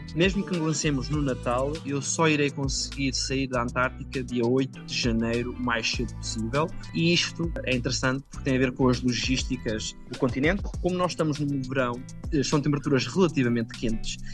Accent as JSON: {"language": "Portuguese", "area": "village near Ancião, Leiria district", "region": "Centro", "country": "Portugal", "also_born_or_lived": "Lisbon / Groningen, Netherlands", "moved": "as an adult", "said": "Eu, em Portugal, sou da Sajedela, uma uhum. pequena aldeia perto da vila de Ancião, distrito de Leiria"}